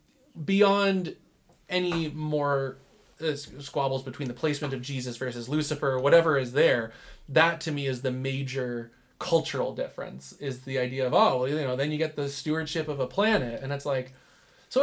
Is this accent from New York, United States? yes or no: no; Michigan, United States; now in Salt Lake City, United States; I'm from Michigan